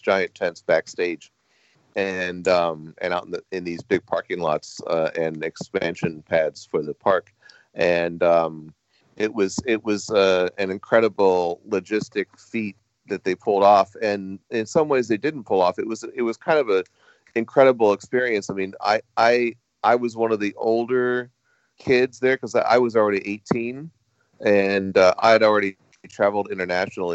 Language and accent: English; Anaheim, California, United States; I grew up in Anaheim near Disneyland